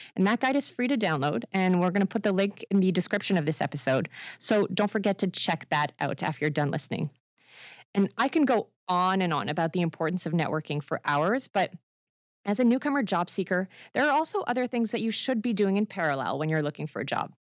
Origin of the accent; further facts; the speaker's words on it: France; moved away as an adult; now in Canada; my home country, uh, France